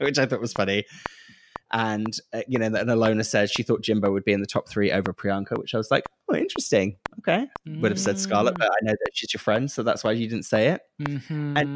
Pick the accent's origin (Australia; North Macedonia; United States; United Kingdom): United Kingdom; being British, sometimes sincerity is quite hard to take and hard to listen to, especially on TV, because we're so kind of cynical and that's our whole kind of the way that we're brought up